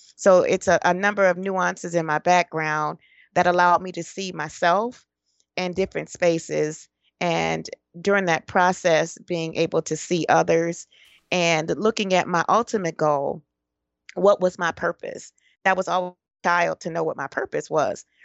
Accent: Detroit, Michigan, United States; also born or lived in Florida / Georgia / Tennessee; born and raised in Detroit, Michigan.

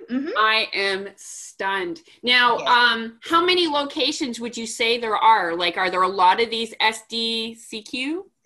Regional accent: Montreal, Quebec, Canada; moved away as an adult; where I'm born and raised. I lived there for the first 21 years of my life as well

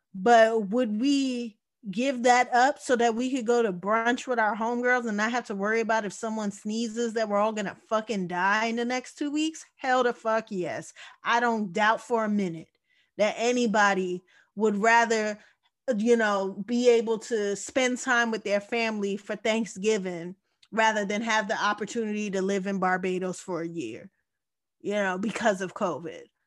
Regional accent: United States; I am American at the end of the day. This is where I was born.

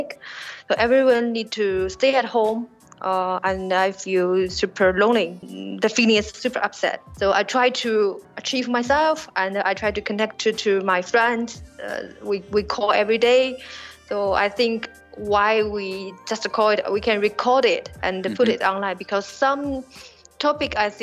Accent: Shanghai, China; I was born in Shanghai. I'm a Shanghainese.

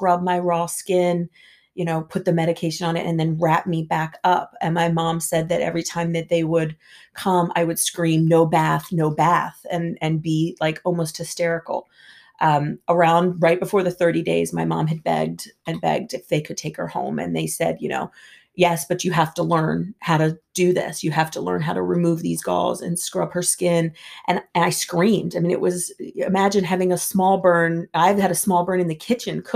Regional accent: Hyattsville, Maryland, United States; also born or lived in Washington, D.C.; I was born in Washington, D.C. We actually lived in Hyattsville, Maryland, which was about 5 minutes outside of the D.C. line

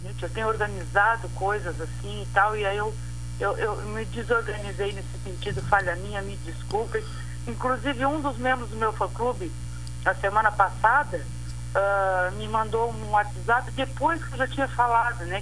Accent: Pelotas, Rio Grande do Sul, Brazil; como pelotense

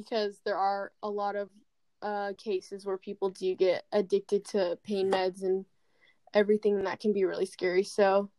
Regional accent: California, United States; I've lived in California my entire life.

